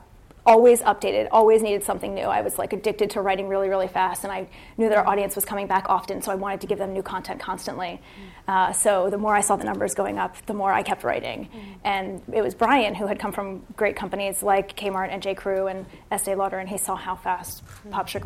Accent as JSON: {"language": "English", "region": "East Coast", "country": "United States", "tie": "born or raised there", "lives_now": "San Francisco, United States", "said": "we're born and raised on the East Coast, and that's in our blood."}